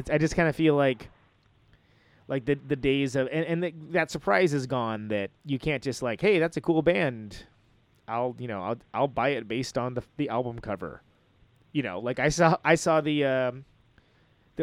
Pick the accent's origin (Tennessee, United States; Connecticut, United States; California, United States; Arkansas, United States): California, United States; Central Valley; where I grew up in the Central Valley, there was like a record store and it was terrible